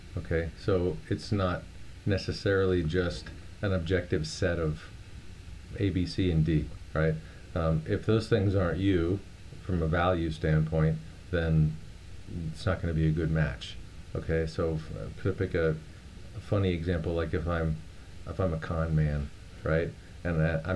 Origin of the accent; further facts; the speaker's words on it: Miami, Florida, United States; I grew up in Miami, Florida